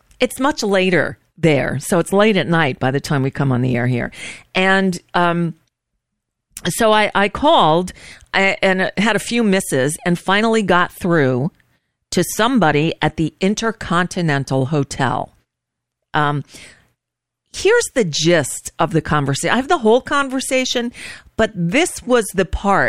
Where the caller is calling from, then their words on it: United States; I'm calling from the United States, and we're kind of worried about you guys over there.